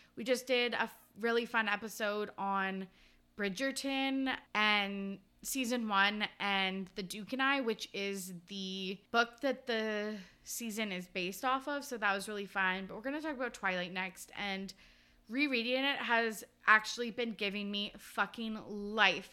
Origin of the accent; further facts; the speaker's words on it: Canada; growing up in Canada